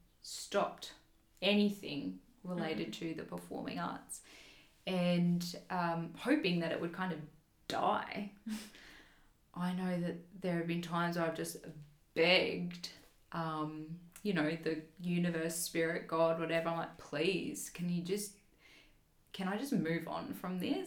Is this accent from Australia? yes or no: yes; Toowoomba, Queensland, Australia; my hometown is Toowoomba in Queensland